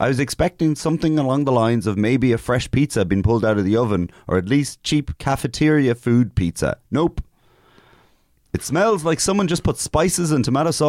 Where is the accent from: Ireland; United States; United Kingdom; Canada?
Ireland; I'm putting Irish people down as this is what tourists think of us.